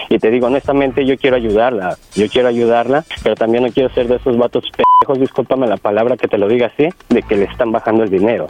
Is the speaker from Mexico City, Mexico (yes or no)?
yes; Mexico City, Mexico; yo soy del DF, yo soy del Distrito Federal